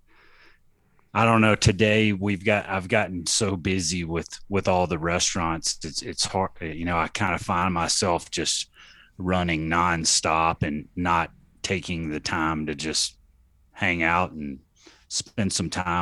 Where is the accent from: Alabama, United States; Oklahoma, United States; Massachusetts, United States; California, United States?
Alabama, United States; Athens; now in Colorado, United States; I really enjoyed growing up in Athens